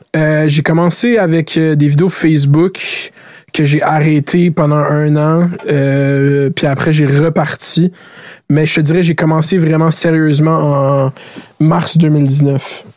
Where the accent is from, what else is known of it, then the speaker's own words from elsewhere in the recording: Laval, Quebec, Canada; je viens de Laval. Laval, c'est une ville d'autoroute. J'habite à côté de la quinze